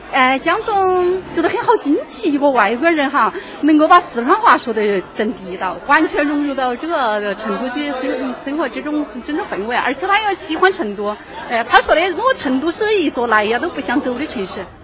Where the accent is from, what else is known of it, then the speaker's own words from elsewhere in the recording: Seattle, Washington, United States; Chinese is a second language; moved away as an adult; also born or lived in Hawaii, United States; now in Chengdu, China; 身在夏威夷，长在西雅图